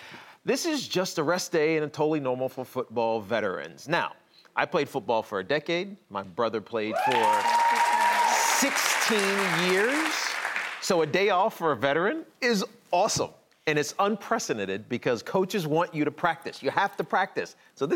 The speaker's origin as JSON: {"language": "English", "region": "Virginia", "country": "United States", "also_born_or_lived": "New York City", "moved": "as an adult", "said": "Well, so I'm from the South. I'm from Virginia. So coming to New York was culture shock."}